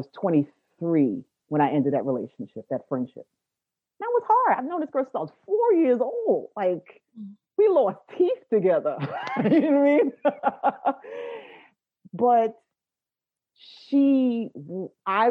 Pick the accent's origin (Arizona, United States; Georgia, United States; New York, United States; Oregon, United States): New York, United States; New York City; I am from Brooklyn